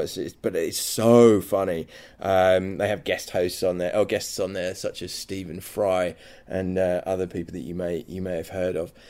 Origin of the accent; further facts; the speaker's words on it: England, United Kingdom; accent: English; my English accent